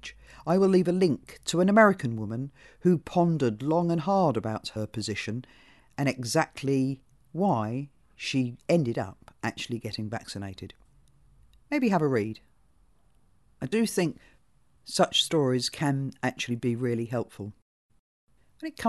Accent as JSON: {"language": "English", "country": "United Kingdom", "tie": "born or raised there", "moved": "yes", "lives_now": "New Zealand", "said": "While I was born in Britain, as you can tell, I am now a citizen of New Zealand."}